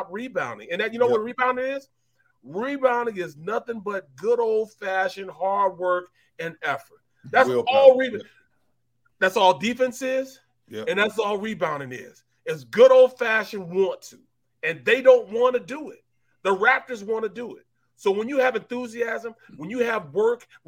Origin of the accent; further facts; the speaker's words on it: St. Louis, Missouri, United States; I'm from St. Louis